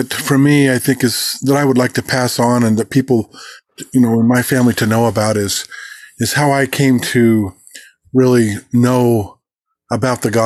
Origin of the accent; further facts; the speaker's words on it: Oregon, United States; also born or lived in Roseburg, Oregon / Tokay Falls Ranger Station, Oregon / Corvallis, Oregon / Bend, Oregon; I was born on July the 16th, 1957, in Roseburg, Oregon